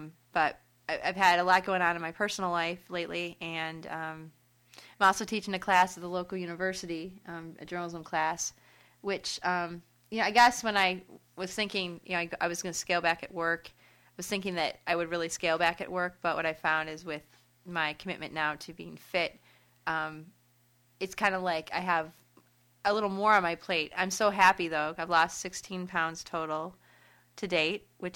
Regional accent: Detroit, Michigan, United States; now in Grand Rapids, United States; I grew up in Metro Detroit, and I'm living in West Michigan now over in Grand Rapids

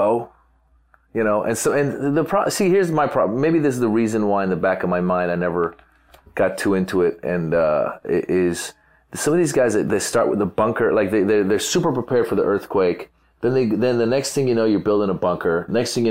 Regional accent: California, United States; I grew up in California.

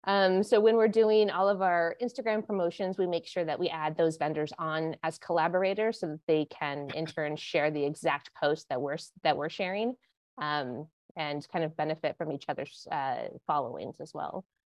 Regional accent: Montana, United States; I am not from Connecticut. No, I grew up in Montana, and then I went to school out in Santa Barbara, California. Which is just north of LA.

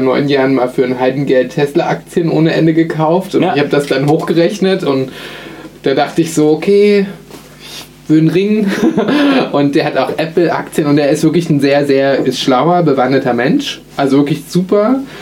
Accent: Berlin, Germany; Bei uns in Berlin

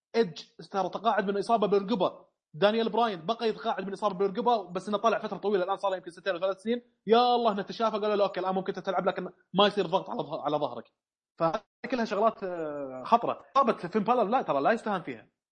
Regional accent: Saudi Arabia; عندنا في السعوديه

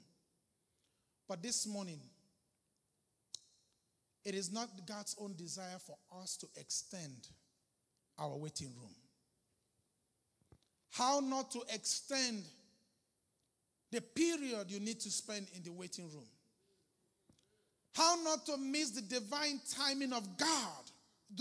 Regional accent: Arochukwu, Abia, Nigeria; I'm a Nigerian from Aruchukwu

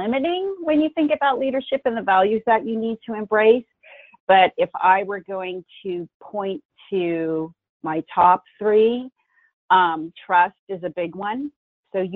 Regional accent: San Francisco Bay Area, California, United States; Born and raised in the San Francisco Bay Area

